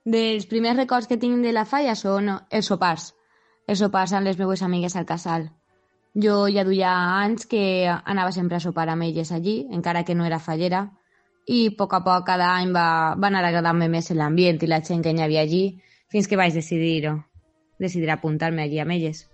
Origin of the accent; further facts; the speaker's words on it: Picassent, Valencian Community, Spain; De xicoteta vaig estudiar a l'Escola La Vallivana Ma mare va anar allí, el meu germà també va anar allí.